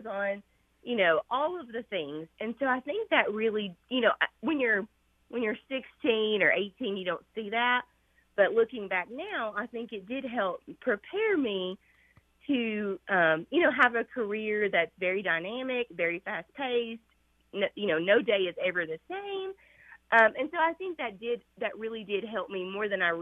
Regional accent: Red Boiling Springs, Tennessee, United States; I grew up playing sports at a really, really small school. So I'm from Redbull and Springs, Tennessee, which is too tiny.

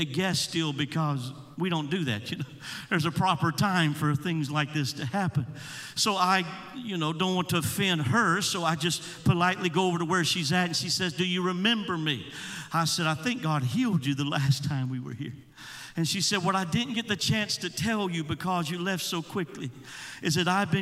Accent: Georgia, United States; I was preaching in my home state of Georgia

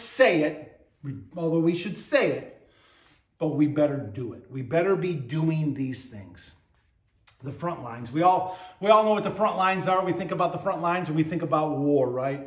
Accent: Buffalo, New York, United States; When I was a kid growing up on Hurdle Avenue in Buffalo, New York

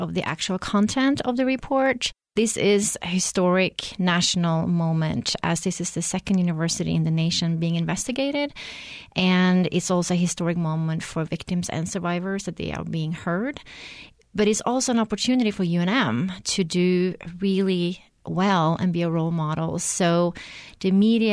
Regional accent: Norway; now in New Mexico, United States; I'm originally from Norway, but lived here in New Mexico for 20 years

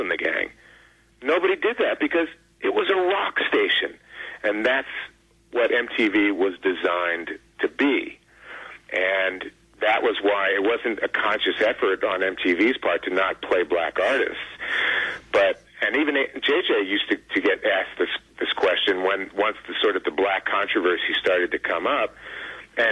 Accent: Philadelphia, Pennsylvania, United States; moved away; I grew up in Philly

